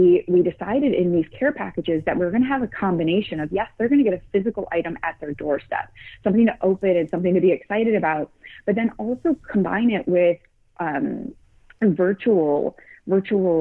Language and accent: English; Midwest, United States; moved away as an adult; now in San Francisco, United States; We live in San Francisco, and what my husband and I love, we're from the Midwest